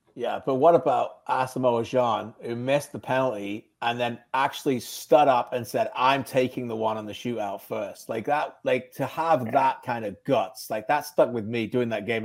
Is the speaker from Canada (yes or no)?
no; Birmingham, West Midlands, United Kingdom; where I was born in Birmingham